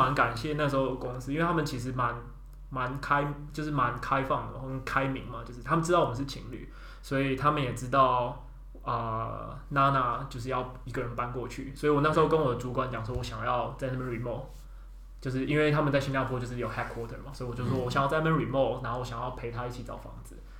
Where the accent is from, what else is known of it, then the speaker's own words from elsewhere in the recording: Taipei, Taiwan; 毕竟我们都是台北的小孩，所以。很少有那种自己住的经验